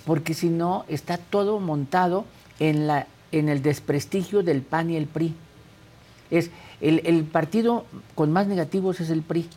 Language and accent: Spanish; Mexico; como mexicano